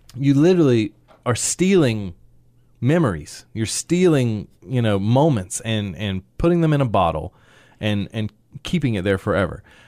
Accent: Sanford, North Carolina, United States; moved away as an adult; now in Raleigh, United States; I grew up in Sanford basically my entire life. I think we moved here when I was probably six, something like that, six, seven.

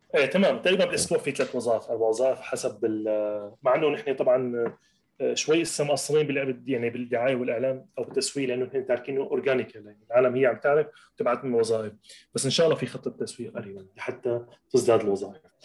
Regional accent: Latakia, Latakia Governorate, Syria; moved away as an adult; رجعت على اللاذقيه على مدينتي اللاذقيه

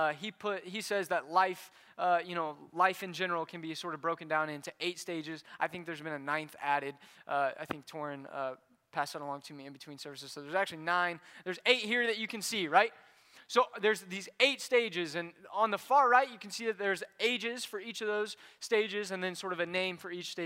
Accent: Indianapolis, Indiana, United States; moved away; I grew up in Indianapolis.

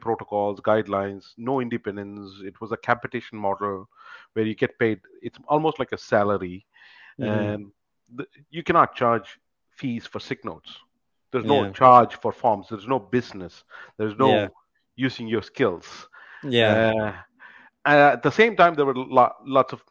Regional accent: India; moved away as an adult; also born or lived in United Kingdom; now in Canada; I'm originally from India

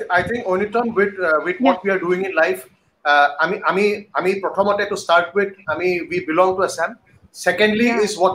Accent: Assam, India; মই এজন অসমীয়া

